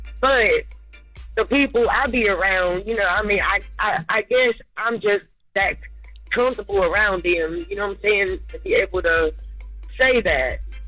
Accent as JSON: {"language": "English", "region": "North Carolina", "country": "United States", "tie": "born or raised there", "also_born_or_lived": "Baltimore, United States", "said": "Yeah, I'm originally from Baltimore, but, you know, I mean, I was raised in North Carolina."}